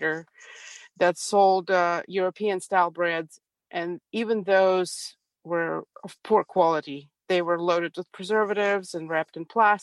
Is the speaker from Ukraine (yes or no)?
yes; Ukraine; now in Prattville, United States; I was born and raised in Ukraine, in Soviet Union, actually